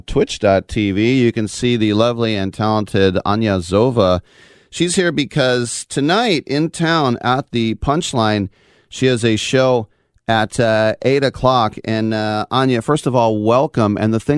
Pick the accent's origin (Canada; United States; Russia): Russia; It's like, oh, I'm from Russia.